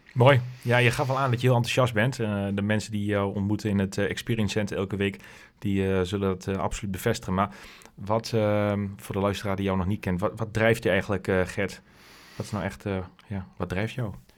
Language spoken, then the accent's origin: Dutch; Westerhaar, Overijssel, Netherlands; accent: Twents; also born or lived in Hengelo; opgegroeid in Westerhaar, klein plaatsje in Twente